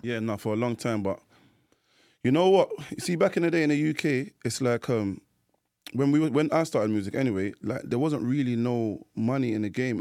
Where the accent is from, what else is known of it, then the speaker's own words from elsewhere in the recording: London, United Kingdom; grew up in, uh, um, North London, Edmonton. That's my area